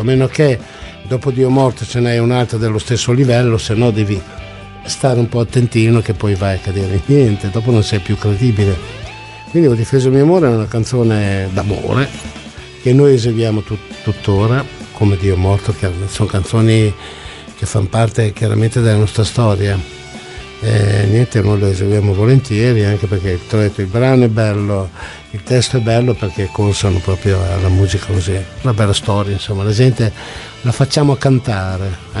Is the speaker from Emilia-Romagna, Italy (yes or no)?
yes; Emilia-Romagna, Italy; io sono emiliano